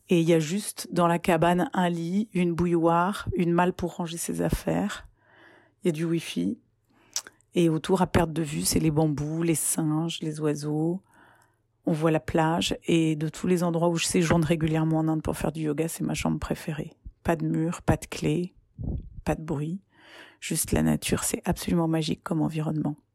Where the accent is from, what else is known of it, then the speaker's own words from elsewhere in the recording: Paris, Île-de-France, France; born there; je suis née à Paris en 1970, où je vis.